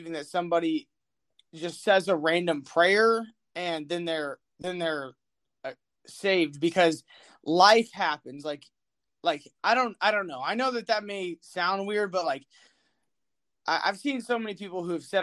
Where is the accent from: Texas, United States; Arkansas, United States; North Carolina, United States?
Texas, United States; Austin; I'm from Austin, Texas